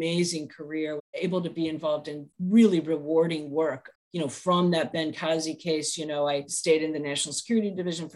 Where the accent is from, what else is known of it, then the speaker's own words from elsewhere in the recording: St. Louis, Missouri, United States; moved away; I'm from the Midwest. I'm from Missouri, St. Louis area originally